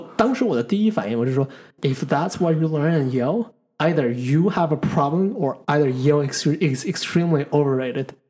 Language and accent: Chinese; China; 就我作为一个中国人，I feel proud about my own nation。